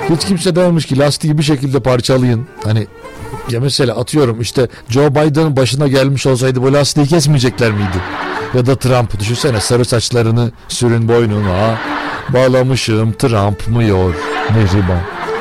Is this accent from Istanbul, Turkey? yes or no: no; Ankara, Turkey